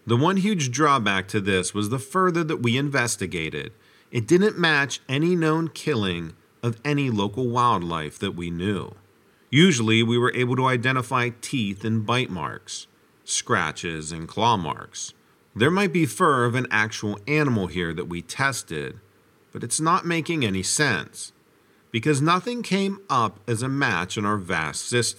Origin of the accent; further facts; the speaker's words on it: Washington, Pennsylvania, United States; I saw in one of your comments that you're from Pittsburgh. I'm from Washington, PA, so pretty close.